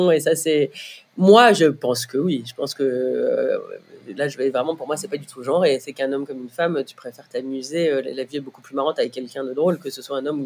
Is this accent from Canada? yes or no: no; Brittany, France; je suis bretonne